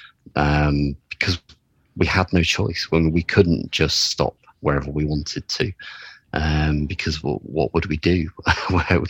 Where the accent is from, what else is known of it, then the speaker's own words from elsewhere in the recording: United Kingdom; as a Brit